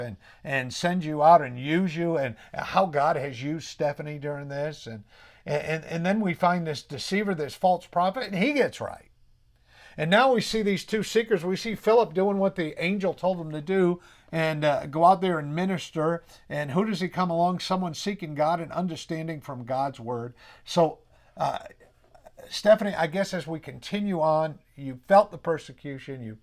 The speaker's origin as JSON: {"language": "English", "region": "New England", "country": "United States", "accent": "New England"}